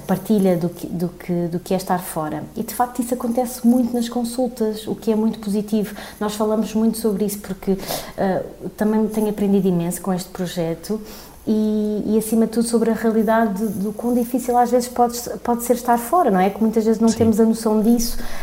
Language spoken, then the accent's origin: Portuguese; Tomar, Santarém District, Portugal; first language Portuguese; moved away as an adult; also born or lived in Madrid, Spain / Lisbon, Portugal; vim para Tomar, que foi a cidade onde cresci, onde tenho a minha família